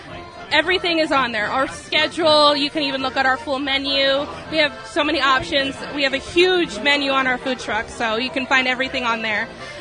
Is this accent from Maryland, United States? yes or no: no; Los Angeles, California, United States; now in Pittsburgh, United States; So for us, we're actually from Los Angeles, California. That's where we're originally from.